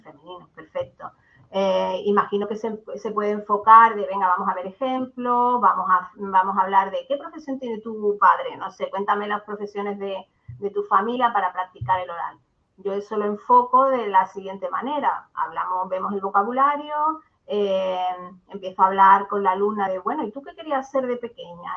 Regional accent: Barbate, Andalusia, Spain; also born or lived in Granada; now in Seville, Spain; vivo en Sevilla ahora mismo, pero soy de Barbate, de Cádiz, de un pueblecito del sur.

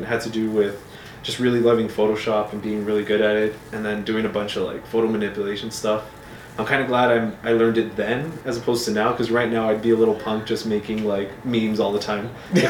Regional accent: El Paso, Texas, United States; Born and raised in El Paso.

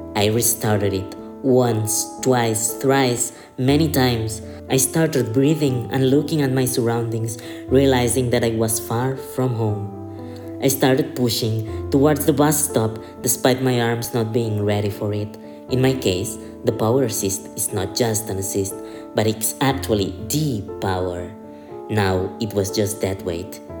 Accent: Barcelona, Catalonia, Spain; I'm from Barcelona.

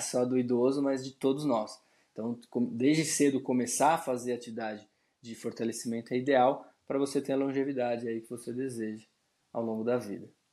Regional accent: São Paulo, Brazil; eu sou de São Paulo, sou nascido e criado aqui em São Paulo.

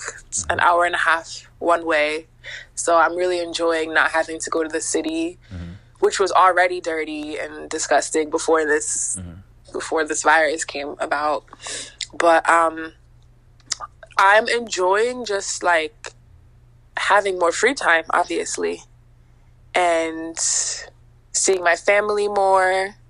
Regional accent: Lagos, Nigeria; born there; I was born in Lagos.

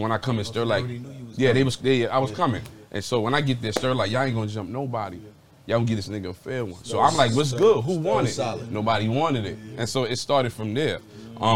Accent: New York City, New York, United States; moved away as an adult; I'm from the east side of Harlem

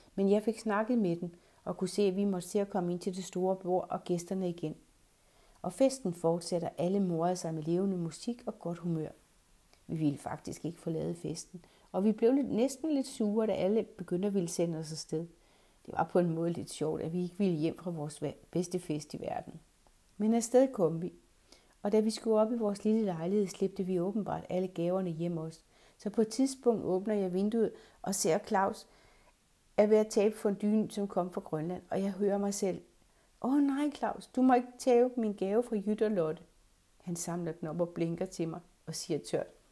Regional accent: Redsted, North Denmark Region, Denmark; moved away; Vores have hjemme i Redsted

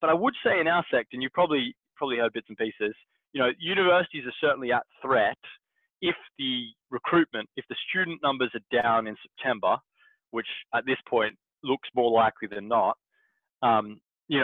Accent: Perth, Western Australia, Australia; moved away; my hometown in Perth

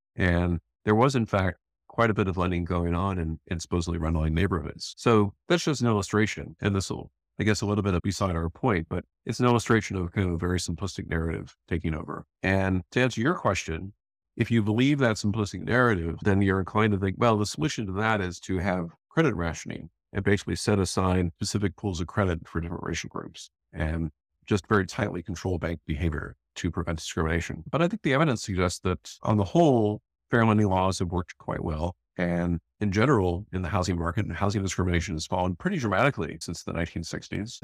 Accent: Northwest Indiana, United States; moved away; I grew up in Northwest Indiana in pretty small towns

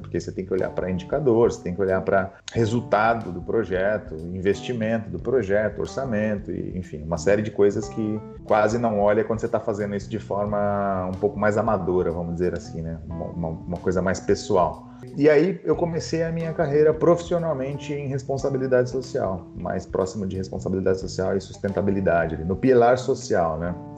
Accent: São Paulo, Brazil; Eu nasci no Capão Redondo, né? então, mais precisamente no Jardim Comercial, no Capão Redondo, no extremo sul da Zona Sul de São Paulo.

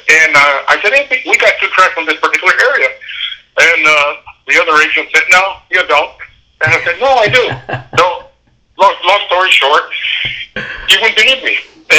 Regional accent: New York, United States; I'm from New York. I can't afford to go back.

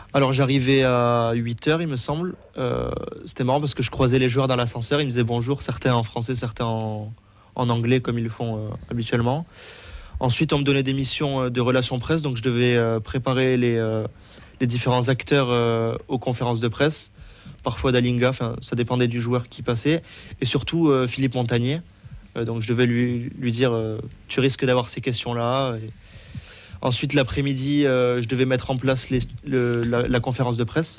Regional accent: Toulouse, Occitania, France; j'ai toujours habité à Toulouse

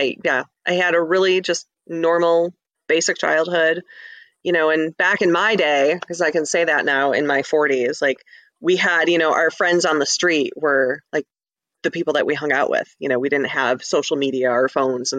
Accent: Ferndale, Michigan, United States; now in Clawson, United States; I grew up in Ferndale. I live in Clawson now

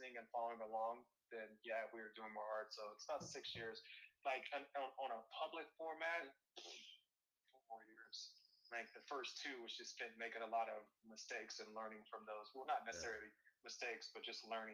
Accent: Topeka, Kansas, United States; now in Seattle, United States; in Topeka, where I'm from

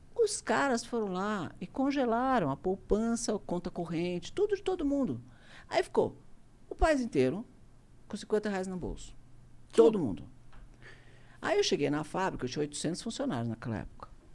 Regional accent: Brazil; Eu sou brasileiro, adoro o Brasil.

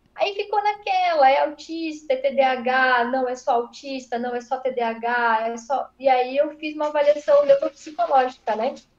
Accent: São Paulo, Brazil; now in Santa Catarina, Brazil; Eu sou paulista de nascimento, mas eu moro em Santa Catarina tem 13 anos

